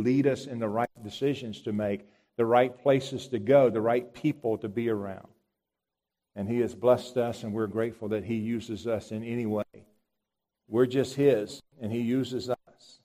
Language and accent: English; United States; I'm American.